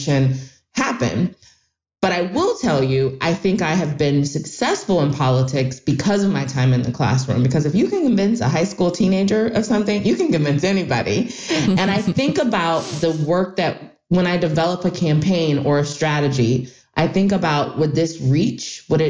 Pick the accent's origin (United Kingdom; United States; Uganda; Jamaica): United States; Ohio; my home state of Ohio